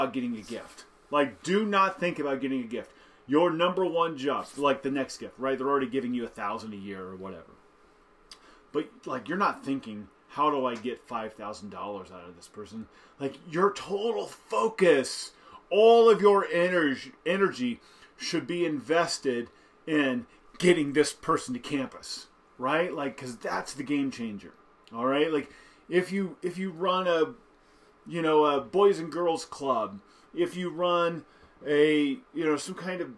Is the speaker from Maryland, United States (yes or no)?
no; Central Indiana, United States; I grew up in Central Indiana